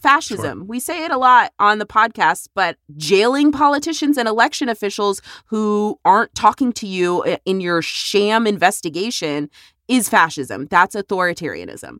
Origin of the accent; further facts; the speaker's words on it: Texas, United States; here in my home state